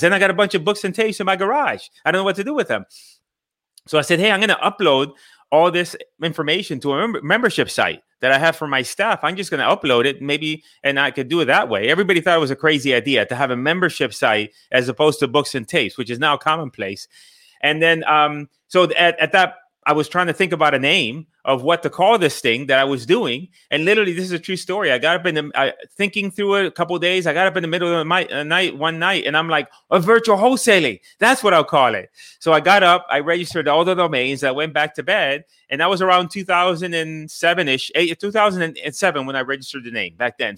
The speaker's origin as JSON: {"language": "English", "country": "Puerto Rico", "tie": "born or raised there", "also_born_or_lived": "Bridgeport, Connecticut / Miami", "moved": "yes", "said": "I grew up in the island of Puerto Rico. I went to Connecticut. I grew up in Connecticut, Bridgeport, Connecticut."}